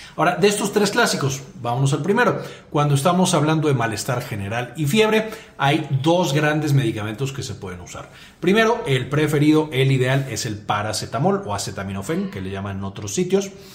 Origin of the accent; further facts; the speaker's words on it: Mexico; soy mexicano, así decimos aquí